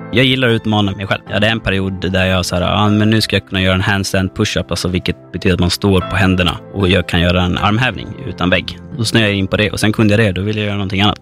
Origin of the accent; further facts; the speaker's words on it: Fårösund, Gotland, Sweden; moved away as an adult; now in Stockholm, Sweden; Jag är född och uppväxt på Gotland, på norra Gotland, i Fårösund.